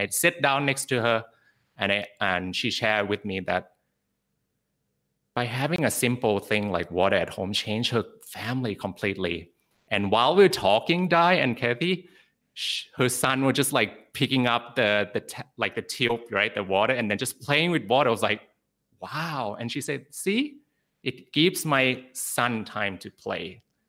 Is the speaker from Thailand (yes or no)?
yes; Bangkok, Thailand; also born or lived in Sydney, Australia; Because I was born in Sydney, Australia, and I also grew up in Bangkok, Thailand.